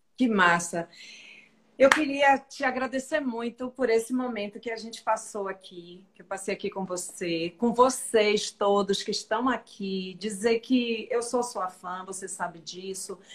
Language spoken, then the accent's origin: Portuguese; Salvador, Bahia, Brazil; Eu sou baiana, sou teropolitana